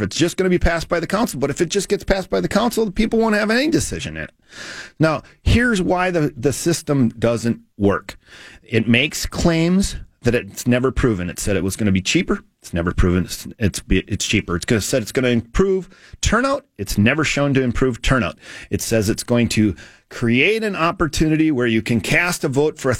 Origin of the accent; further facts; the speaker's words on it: Duluth, Minnesota, United States; moved away; I'm from Duluth originally